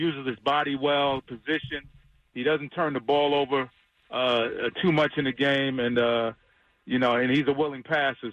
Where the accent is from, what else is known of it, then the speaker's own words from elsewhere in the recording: New York City, New York, United States; moved away as an adult; also born or lived in North Carolina; I'm from New York